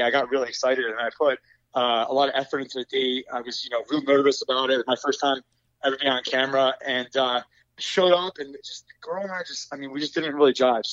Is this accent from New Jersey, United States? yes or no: yes; New Jersey, United States; moved away as an adult; also born or lived in Baltimore; now in New York City, United States; I grew up in Jersey